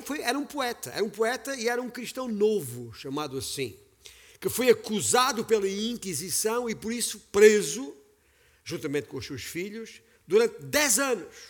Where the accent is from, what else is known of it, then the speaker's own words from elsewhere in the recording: Beja, Alentejo, Portugal; sou alentejano por sangue, nascido e criado na cidade de Beja, capital do Baixo Alentejo